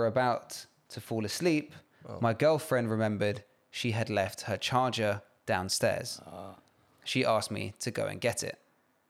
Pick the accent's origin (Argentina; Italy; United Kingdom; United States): United Kingdom; And I am Nigerian British.